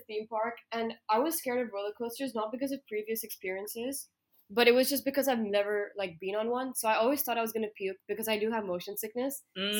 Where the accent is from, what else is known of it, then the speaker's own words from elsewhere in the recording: India; we're from India